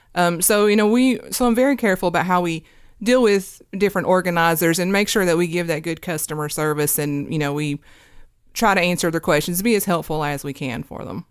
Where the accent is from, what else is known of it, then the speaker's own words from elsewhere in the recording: Hurley, Virginia, United States; now in Kingsport, United States; I'm from Southwest Virginia. My hometown's in Hurley, Virginia